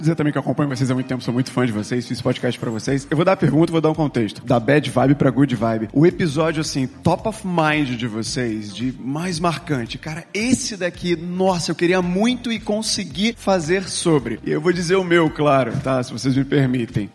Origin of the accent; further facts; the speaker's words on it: Rio de Janeiro, Brazil; eu sou do Rio de Janeiro, da Tijuca